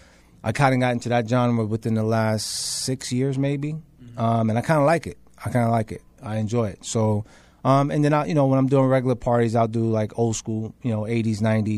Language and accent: English; New York City, New York, United States; now in Queens, New York, United States; I live in Queens now, but I'm from the Bronx